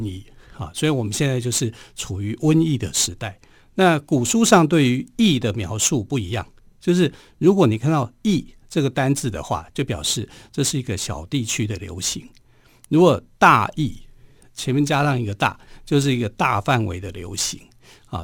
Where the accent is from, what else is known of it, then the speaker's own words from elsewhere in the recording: Taiwan; 我们台湾人有句话说